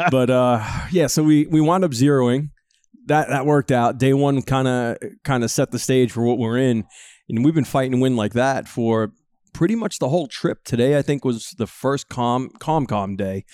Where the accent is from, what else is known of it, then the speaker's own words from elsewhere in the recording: Northeast, United States; growing up in the Northeast